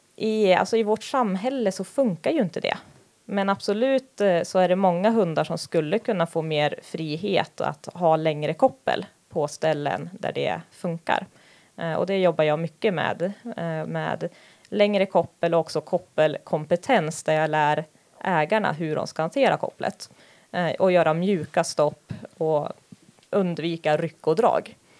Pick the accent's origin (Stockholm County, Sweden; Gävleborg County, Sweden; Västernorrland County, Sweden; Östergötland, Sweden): Västernorrland County, Sweden; Härnösand; jag är uppvuxen här